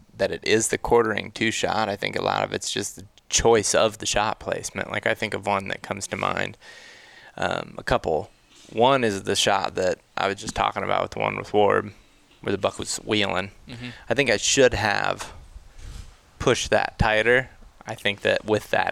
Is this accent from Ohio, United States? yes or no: yes; Ohio, United States; now in Colorado, United States; growing up in Ohio